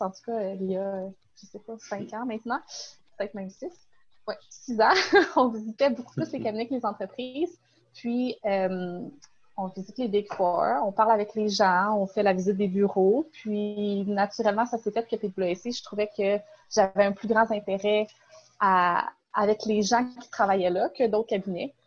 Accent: Sherbrooke region, Quebec, Canada; je viens de la région de Sherbrooke

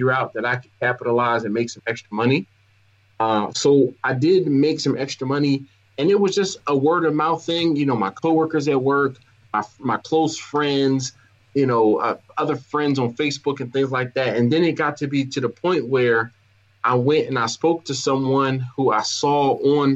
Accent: Philadelphia, Pennsylvania, United States; now in Baltimore, United States; I live in Baltimore, but yeah, I'm from Philadelphia

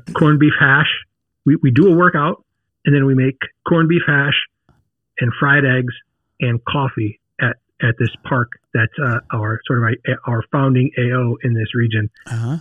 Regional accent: Detroit, Michigan, United States; now in St. Louis, United States; I grew up in the Detroit area

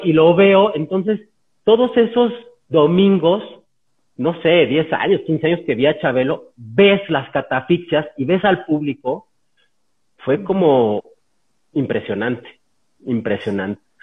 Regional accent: San Luis Potosí, Mexico; moved away; yo soy de San Luis Potosí

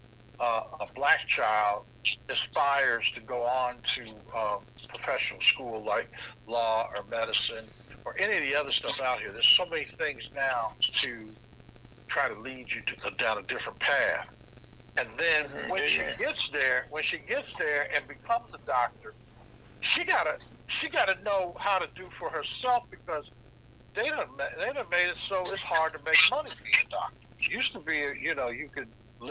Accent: Indianapolis, Indiana, United States; moved away; I graduated from Shortridge. I'm from Indianapolis.

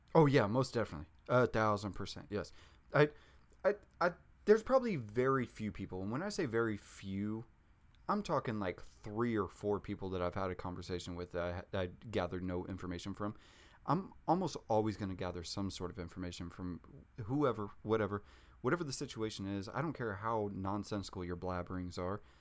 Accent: Junction City, Kansas, United States; I grew up in Junction City, Kansas. It's like thirty thousand people.

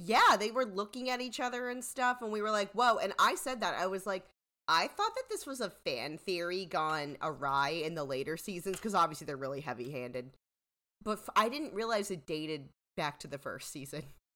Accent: United States; I'm an American

